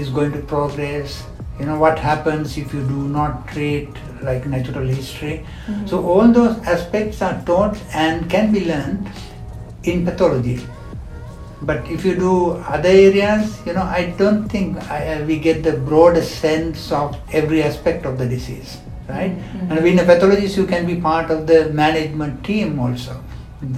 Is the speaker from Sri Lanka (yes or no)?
yes; Sri Lanka; moved away as an adult; also born or lived in United Kingdom; now in Malaysia; I'm from Sri Lanka